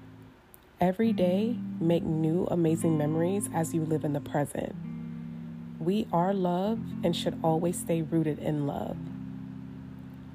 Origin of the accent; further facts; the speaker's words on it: Northern California, United States; also born or lived in Oklahoma City, Oklahoma; I am a true Cali girl at heart, as I was raised in Northern California